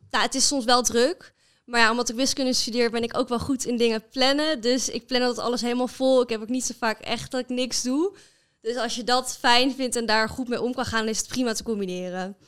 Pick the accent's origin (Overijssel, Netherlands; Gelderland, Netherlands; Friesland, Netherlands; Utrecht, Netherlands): Utrecht, Netherlands; Amersfoort; moved away as an adult; now in Groningen, Netherlands; Ik kom oorspronkelijk uit Amersfoort